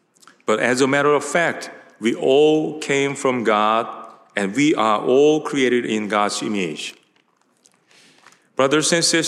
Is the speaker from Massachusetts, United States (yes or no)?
no; Tacoma, Washington, United States; "I'm from Tacoma, Washington. You don't know the city Tacoma?"